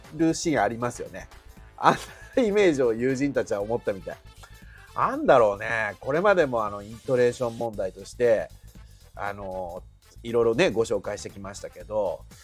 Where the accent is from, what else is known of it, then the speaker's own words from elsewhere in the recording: Shizuoka, Japan; accent: Shizuoka dialect; 私たちダモンデ県民は他県の方々方々からするとちょいちょいイントネーションがおかしいらしい